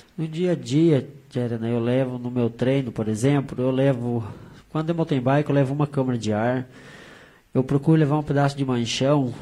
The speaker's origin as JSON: {"language": "Portuguese", "country": "Brazil", "said": "a gente é brasileiro"}